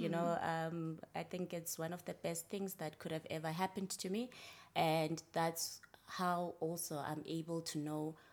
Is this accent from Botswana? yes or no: no; Gcendane, Eastern Cape, South Africa; moved away; I was born and raised in Gcendane, which is a small town just outside of Butterworth in the Eastern Cape.